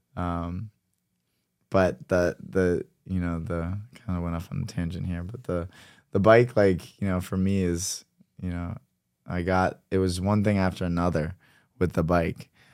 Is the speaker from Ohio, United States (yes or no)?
yes; Cincinnati, Ohio, United States; growing up in Cincinnati, Ohio